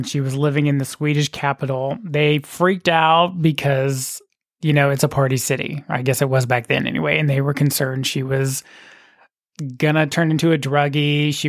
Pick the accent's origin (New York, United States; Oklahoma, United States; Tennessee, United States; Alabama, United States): Oklahoma, United States; I'm from Oklahoma.